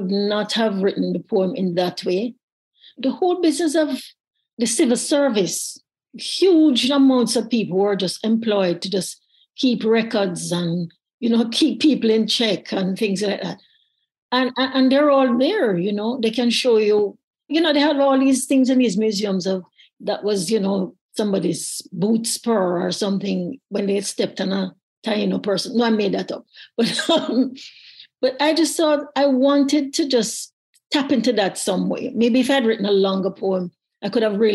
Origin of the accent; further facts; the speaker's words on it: Jamaica; a child growing up in Jamaica